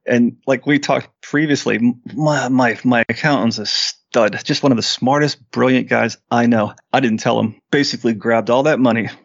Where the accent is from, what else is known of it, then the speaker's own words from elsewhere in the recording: Western Pennsylvania, United States; we're from Western Pennsylvania